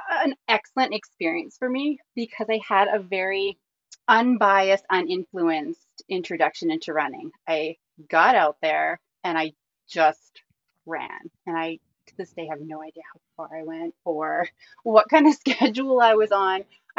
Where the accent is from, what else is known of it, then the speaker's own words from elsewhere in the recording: Airdrie, Alberta, Canada; also born or lived in Hinton, Alberta; I live in Airdrie, Alberta. I just moved back here. This is kind of my hometown.